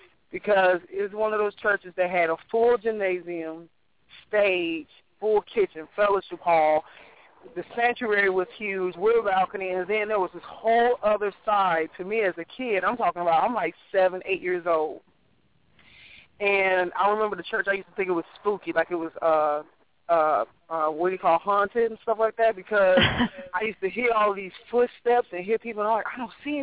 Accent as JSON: {"language": "English", "town": "Chicago", "region": "Illinois", "country": "United States", "tie": "born or raised there", "said": "which is where I grew up. I grew up in Hyde Park"}